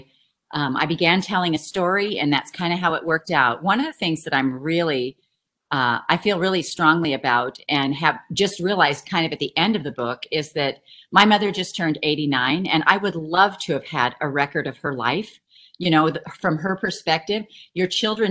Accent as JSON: {"language": "English", "town": "San Luis Obispo", "region": "California", "country": "United States", "tie": "born or raised there", "also_born_or_lived": "Salinas Valley, California", "moved": "as an adult", "lives_now": "Hamilton, Missouri, United States", "said": "I was born in San Luis Obispo"}